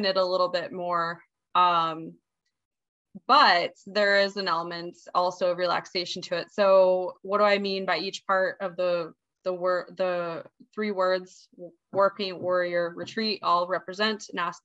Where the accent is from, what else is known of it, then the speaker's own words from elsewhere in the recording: Montana, United States; now in Hawaii, United States; I'm from Montana originally